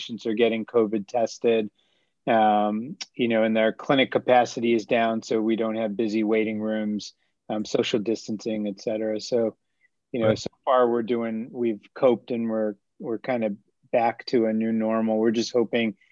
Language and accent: English; Rochester, New York, United States; also born or lived in Durham, North Carolina; now in Boston, United States; I grew up in Rochester, New York